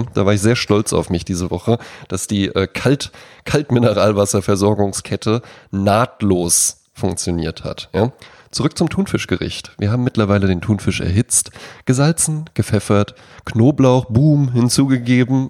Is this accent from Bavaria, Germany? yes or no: no; Wetzlar, Hesse, Germany; in meiner Heimatstadt Wetzlar